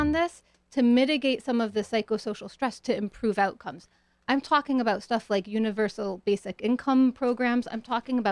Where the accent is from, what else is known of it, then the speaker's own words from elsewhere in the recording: New Haven, Connecticut, United States; moved away; also born or lived in Boston, Massachusetts; I grew up in New Haven, partly. And then in Boston